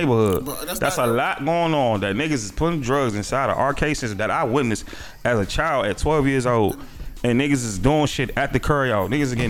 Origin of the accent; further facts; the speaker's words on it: Washington, District of Columbia, United States; I'm from Wall 8, bro.